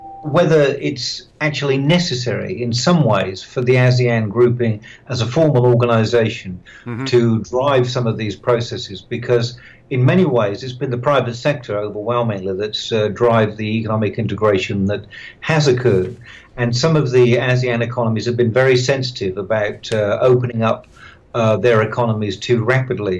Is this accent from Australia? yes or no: yes; Australia; I'm from Australia